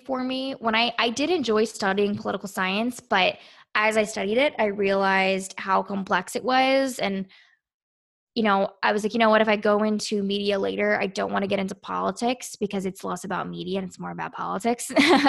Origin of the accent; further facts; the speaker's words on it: Quantico, Virginia, United States; I grew up near Marines my entire life at Quantico.